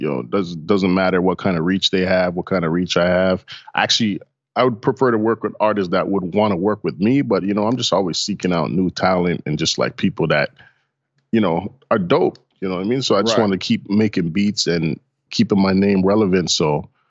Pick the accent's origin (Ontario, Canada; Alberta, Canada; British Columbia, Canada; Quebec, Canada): Ontario, Canada; Toronto; Yes, I was born. I'm born and raised in Toronto.